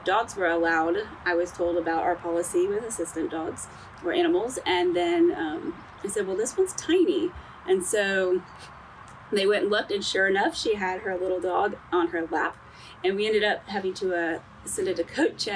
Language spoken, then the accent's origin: English; West Palm Beach, Florida, United States; now in Columbia, United States; I am originally from Florida, West Palm Beach, Florida